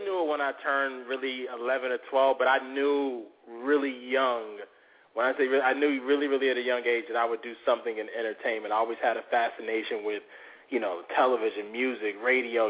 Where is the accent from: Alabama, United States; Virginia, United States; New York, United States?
Virginia, United States; Norfolk; I'm from Norfolk originally, and then I went to high school in Virginia Beach, but that's my stomping ground, seven five seven